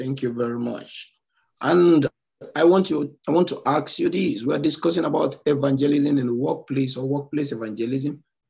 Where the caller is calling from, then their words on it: Nigeria; I'm speaking from Nigeria, West Africa